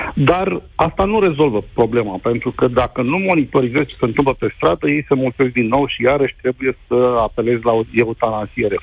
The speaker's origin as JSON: {"language": "Romanian", "town": "Brăila", "region": "Brăila County", "country": "Romania", "said": "eu sunt din Brăila"}